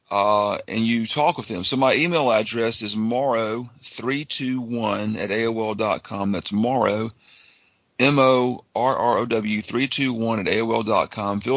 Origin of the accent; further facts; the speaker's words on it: Tuscaloosa, Alabama, United States; moved away as an adult; now in Texas, United States; I'm from Tuscaloosa, Alabama originally